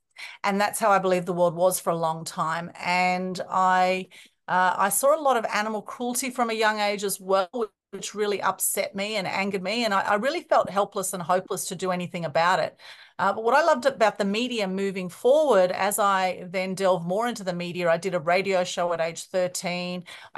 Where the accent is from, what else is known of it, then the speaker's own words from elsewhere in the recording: Sydney, New South Wales, Australia; we were in a fairly small house in Sydney where we grew up in the Northern Beaches.